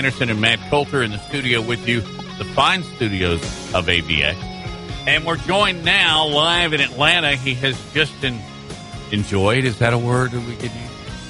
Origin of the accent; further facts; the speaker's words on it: France; We're from France.